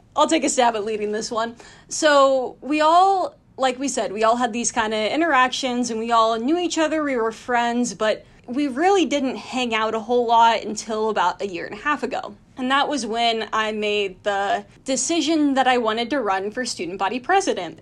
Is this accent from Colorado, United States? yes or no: no; Athens County, Ohio, United States; moved away as an adult; also born or lived in North Carolina; now in New York City, United States; I grew up in Athens County, Ohio